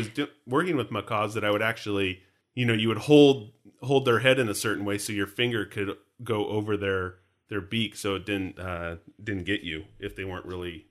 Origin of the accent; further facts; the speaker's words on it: New Jersey, United States; accent: New Jersey; It's like my New Jersey accent. It's like a weird hybrid of British Australian thing.